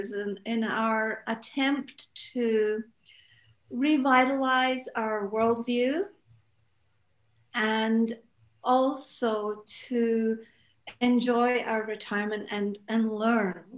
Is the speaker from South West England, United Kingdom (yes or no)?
no; Scotland, United Kingdom; moved away; also born or lived in Japan / Saudi Arabia; I'm from Scotland. My husband's American